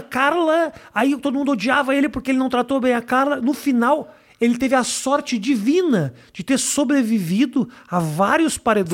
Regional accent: Rio Grande do Sul, Brazil; moved away; quando eu era moleque, por exemplo, no Rio Grande do Sul

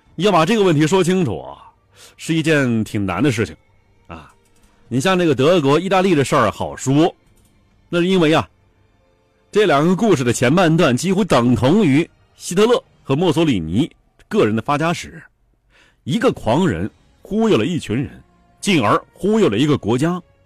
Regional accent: China; 在我们中国人看来啊

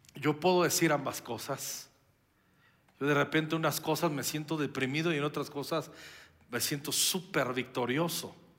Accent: Mexico

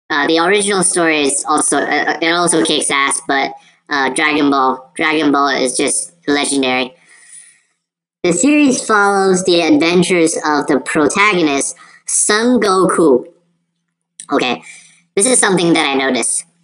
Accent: China; Of course, that's from my home country, so I totally understand um, the references there. Journeys to the West. That's something that uh, we Chinese people really take it.

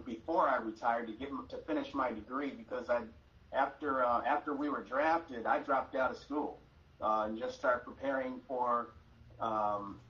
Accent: Los Angeles, California, United States; I grew up in Hollywood

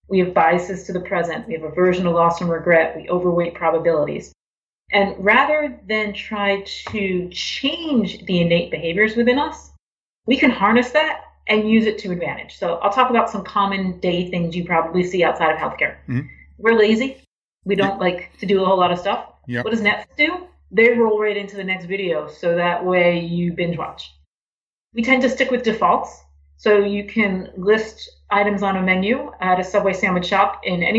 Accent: Boston, Massachusetts, United States; moved away as an adult; also born or lived in Miami, Florida; now in Connecticut, United States; I grew up in Boston

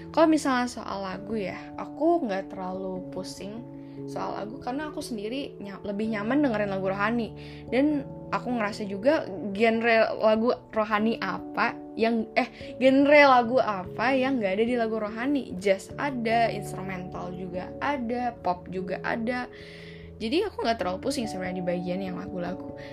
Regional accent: Riau, Indonesia; now in BSD, Indonesia; sebelum aku pindah ke BSD aku dari Riau aku ke BSD 2010

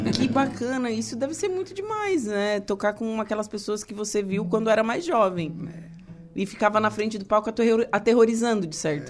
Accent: Torres, Rio Grande do Sul, Brazil; now in Santa Catarina, Brazil; eu sou da Vila São João, ali de Torres, era pertinho

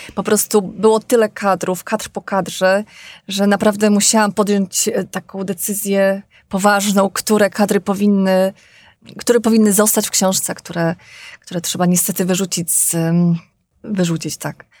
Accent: Mokre, Podlaskie Voivodeship, Poland; ta moja rodzinna wieś e, Mokre, 10 e, kilometrów od Bieska Podlaskiego.

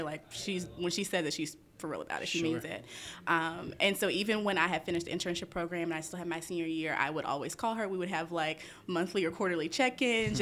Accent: Memphis, Tennessee, United States; moved away; I'm originally from Memphis, Tennessee

